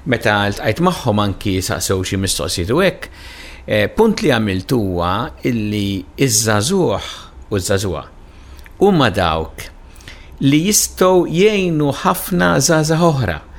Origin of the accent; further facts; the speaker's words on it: Malta